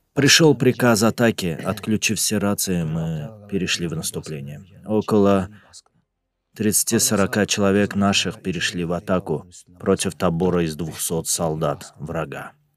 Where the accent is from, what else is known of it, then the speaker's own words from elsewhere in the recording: Lerik District, Azerbaijan; я из города Лирик